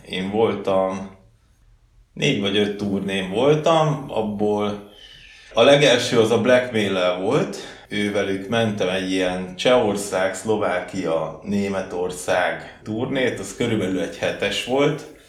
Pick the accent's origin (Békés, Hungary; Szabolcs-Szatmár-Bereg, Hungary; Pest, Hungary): Pest, Hungary; Csömör; also born or lived in Gödöllő / Budapest; Én Csömörre születtem, hát helyileg Gödöllön születtem, de Csömörön laktam világ életembe, talán egy-két évet laktam benn Pesten.